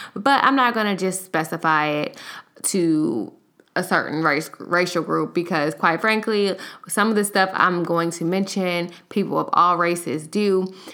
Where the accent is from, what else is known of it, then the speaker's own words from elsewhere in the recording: Los Angeles, California, United States; now in Houston, United States; I live in Houston, but I am from Los Angeles, so I took a trip home